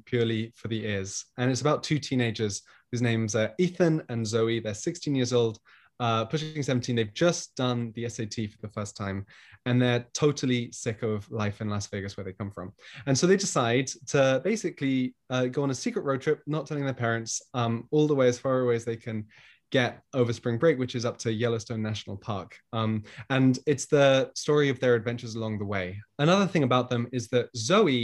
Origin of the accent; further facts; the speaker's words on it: United Kingdom; moved away; I am from Britain originally.